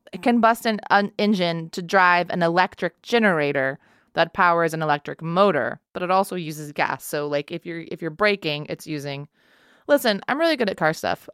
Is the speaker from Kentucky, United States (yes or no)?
no; Texas, United States; moved away; I grew up in Texas, or I'm from Texas